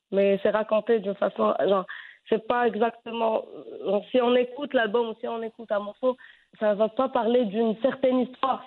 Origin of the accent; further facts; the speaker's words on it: Fez, Fès-Meknès, Morocco; je je suis née à Fès